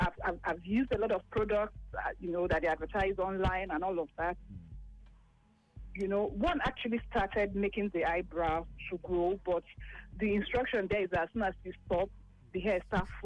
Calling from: Lagos, Nigeria; Oh, good afternoon. … I'm calling from Lagos.

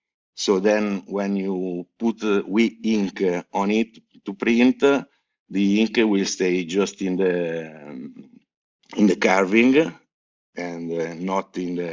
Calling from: Genoa, Liguria, Italy; English is a second language; From Genoa, from in Italy.

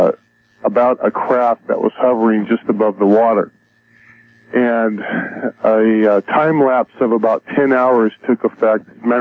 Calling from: Los Angeles, California, United States; I'm calling from San Pedro, California, the L.A. Basin area.

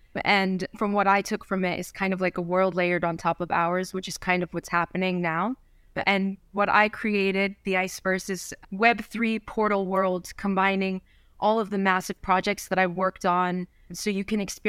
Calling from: New Jersey, United States; North Jersey, like 15 minutes away from the city, like everyone says from North Jersey.

